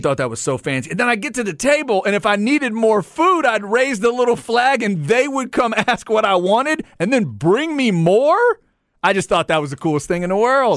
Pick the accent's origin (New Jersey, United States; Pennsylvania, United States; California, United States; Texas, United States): Texas, United States; Waxahachie; Growing up in Waxahachie